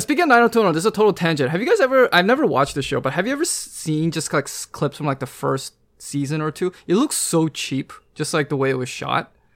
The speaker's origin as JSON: {"language": "English", "town": "Vancouver", "region": "British Columbia", "country": "Canada", "said": "I'm from Vancouver"}